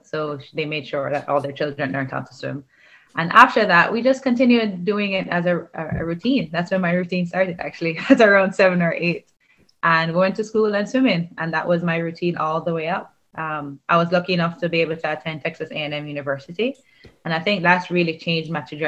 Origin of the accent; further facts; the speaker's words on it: Jamaica; moved away as an adult; growing up in Jamaica